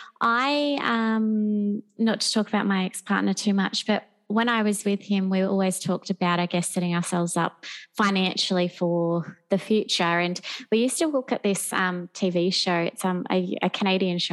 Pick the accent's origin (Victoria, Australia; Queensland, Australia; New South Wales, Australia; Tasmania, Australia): Queensland, Australia; Gold Coast; also born or lived in London; I'm born and bred on the Gold Coast and have lived here my whole life.